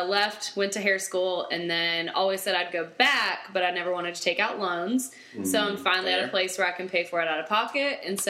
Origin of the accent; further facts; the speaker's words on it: Florida, United States; moved away as an adult; now in Charlotte, United States; I'm originally from Florida.